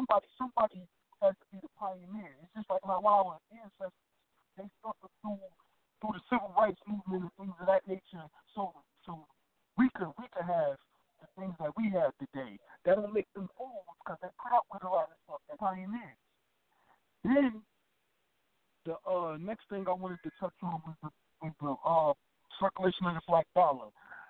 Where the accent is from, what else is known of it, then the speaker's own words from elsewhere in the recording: Newark, New Jersey, United States; I'm from Newark, New Jersey.